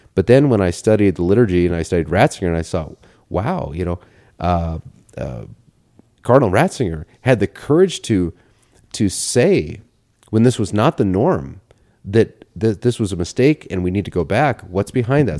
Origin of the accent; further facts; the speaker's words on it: Portland, Oregon, United States; I grew up in Portland